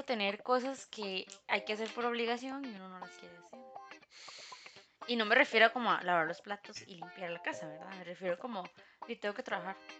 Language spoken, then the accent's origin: Spanish; Costa Rica; como buenos ticos